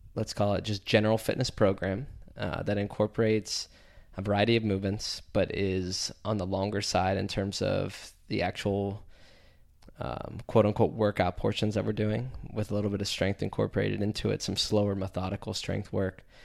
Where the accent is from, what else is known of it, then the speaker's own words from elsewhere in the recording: DuBois, Pennsylvania, United States; from Du Bois, P A originally. Middle of nowhere, uh, central P